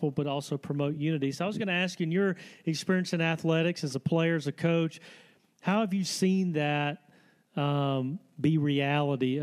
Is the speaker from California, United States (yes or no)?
no; Selma, Alabama, United States; my hometown of Selma, Alabama